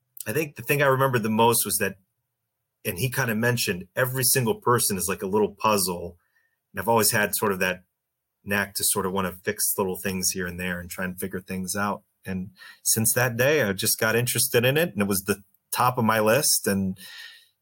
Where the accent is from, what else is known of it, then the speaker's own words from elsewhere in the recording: Canton, Ohio, United States; I practice in Canton, Ohio. I'm from Canton, Ohio